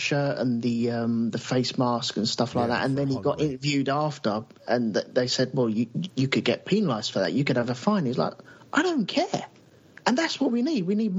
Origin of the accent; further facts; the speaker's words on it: United Kingdom; he's the German, he has to be the bad guy, and we're the British and we have to be the good guys.